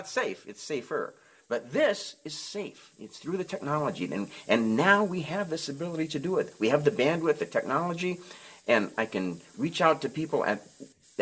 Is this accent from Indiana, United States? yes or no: no; Nebraska, United States; I grew up in Nebraska